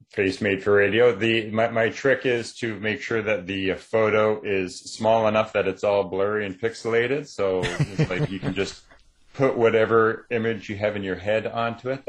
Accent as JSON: {"language": "English", "country": "Canada", "said": "I think Canada on the world kind of gets ignored a lot, which means that I can just sort of be quietly back here writing"}